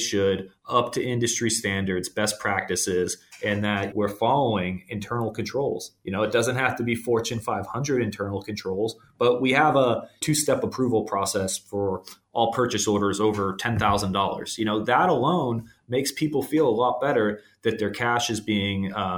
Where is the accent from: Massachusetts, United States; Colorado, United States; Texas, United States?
Massachusetts, United States; Boston; moved away as an adult; you know, I'm out in Southern California, but I grew up in Boston. So, you know, I've been out here for about 5 years.